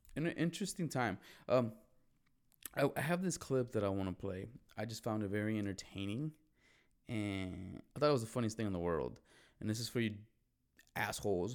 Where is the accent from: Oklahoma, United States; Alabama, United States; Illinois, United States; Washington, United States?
Illinois, United States; Chicago; growing up in Chicago